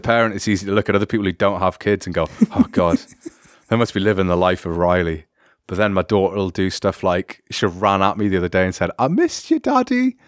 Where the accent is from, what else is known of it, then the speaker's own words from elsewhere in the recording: United Kingdom; me being British